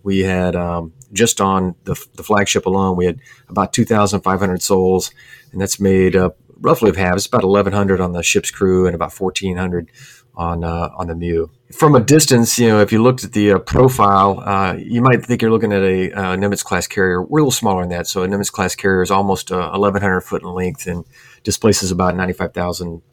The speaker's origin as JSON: {"language": "English", "town": "Sherman", "region": "Texas", "country": "United States", "tie": "born or raised there", "moved": "as an adult", "said": "I grew up in Texas, a little town, Sherman, Texas, about an hour's drive north of Dallas"}